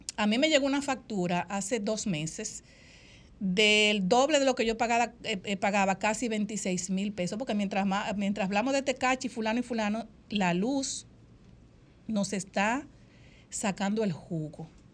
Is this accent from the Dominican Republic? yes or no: yes; Dominican Republic; han etiquetado a las dominicanas, nos dicen chapeadoras